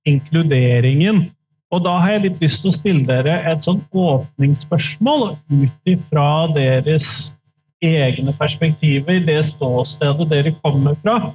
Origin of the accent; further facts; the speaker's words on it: Bø, Telemark, Norway; now in Notodden, Norway; jeg bor på Notodden og er fra Bø i Telemark.